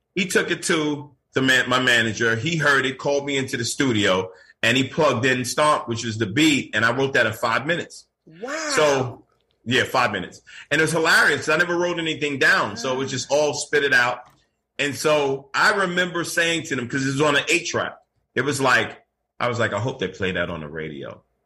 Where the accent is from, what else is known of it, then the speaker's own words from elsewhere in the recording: New York City, New York, United States; now in Florida, United States; born in Brooklyn, raised in Queens, and back and forth to Brooklyn.